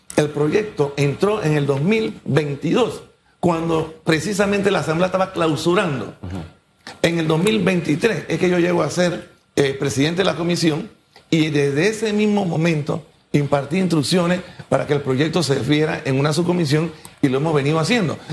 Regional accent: Panama; Yo, como panameño

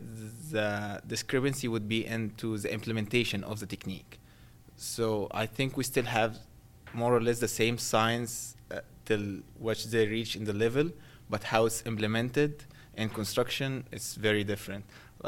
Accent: Mansoura, Dakahlia, Egypt; moved away as an adult; I'm from Egypt. I'm from a city called Mansoura. That's where I did my bachelor in civil engineering

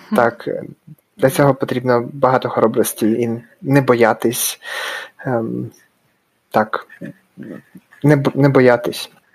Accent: Dnipro, Dnipropetrovsk Oblast, Ukraine; moved away as an adult; also born or lived in Raleigh, North Carolina, United States; now in Salt Lake City, United States; я з Дніпра, з України і живу в США, в штаті Юта, місто Солт Лейк Сіті

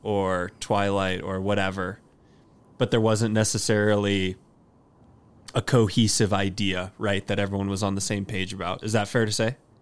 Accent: Austin, Texas, United States; stoked for my hometown

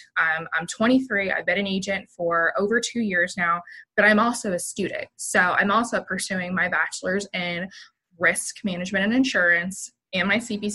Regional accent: Canton, Ohio, United States; moved away as an adult; I graduated from a high school in Northeastern Ohio. So I'm originally from the Canton, almost Cleveland area

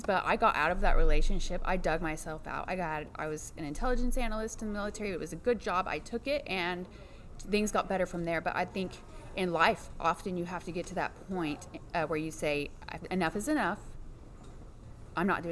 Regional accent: Fayetteville, Arkansas, United States; I grew up in Fayetteville, Arkansas

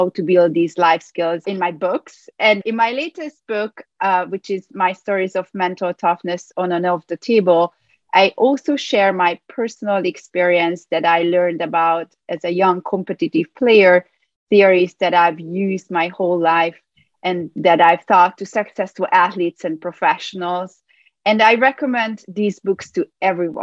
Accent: Budapest, Hungary; moved away as an adult; now in New York City, United States; I was born in Budapest, Hungary, where I obtained a degree in psychology

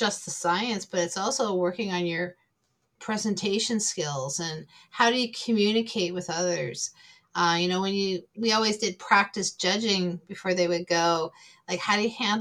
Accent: Prince Edward Island, Canada; moved away; growing up on Prince Edward Island, I did grow up in a remote area, a little village myself

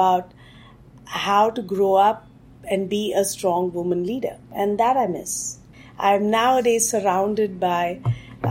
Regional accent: Bangalore, Karnataka, India; moved away as an adult; now in United States; I was born in Bangalore, India, which is today known as the software capital of India

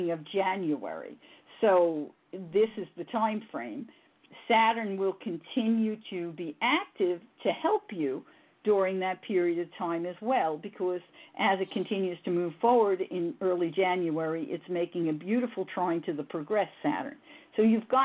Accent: New York City, New York, United States; moved away; I was raised in the Bronx

